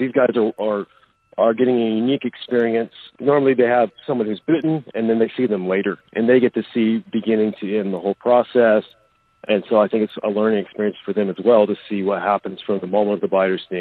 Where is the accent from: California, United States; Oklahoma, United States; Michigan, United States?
Oklahoma, United States; I grew up in Oklahoma, where it's like ground central for recluse